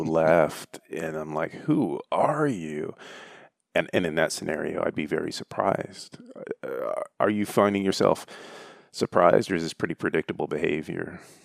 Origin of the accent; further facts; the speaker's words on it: Michigan, United States; I grew up in the Great Lakes State